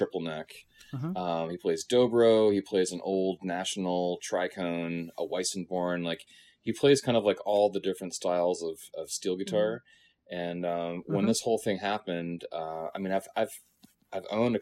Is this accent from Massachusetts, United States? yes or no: no; New Jersey, United States; moved away as an adult; also born or lived in Connecticut / New York / Brooklyn; now in California, United States; I grew up in New Jersey. And, you know, spent my whole elementary school, high school experience there